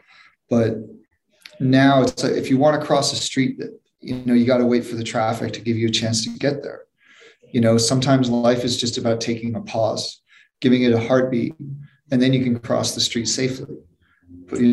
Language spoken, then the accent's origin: English; New York, United States; moved away as an adult; now in Los Angeles, United States; living in New York